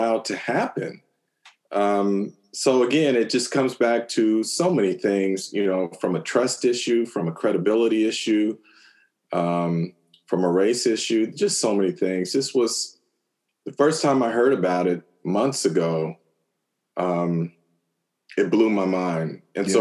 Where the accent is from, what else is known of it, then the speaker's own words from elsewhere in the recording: Bay Area, California, United States; growing up in the Bay Area